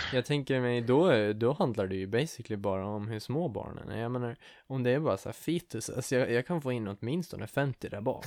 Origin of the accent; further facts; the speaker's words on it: Åland, Finland; vi som ålänningar, som finländare